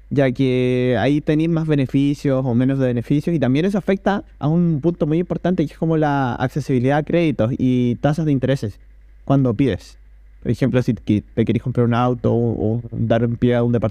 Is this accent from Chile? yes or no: yes; Chile; Mira, mira, o sea, yo que soy del Chile, eh, acá tengo justo abierta la página.